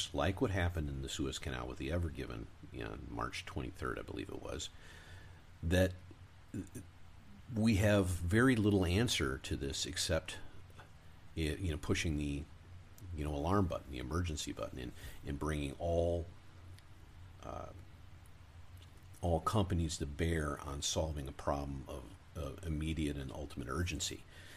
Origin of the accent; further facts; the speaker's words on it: Michigan, United States; moved away; also born or lived in Arizona / California; I grew up in Michigan